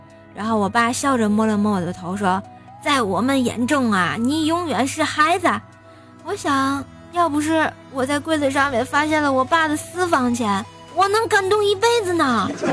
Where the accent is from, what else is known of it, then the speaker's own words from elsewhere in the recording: Tianjin, China; 我们天津人啊，一般过年想就是什么做卫生啊、打扫厨，还有准备年夜饭之类的东西，做豆包儿、包馒头、贴吊钱儿、吃饺子、放鞭炮等等吧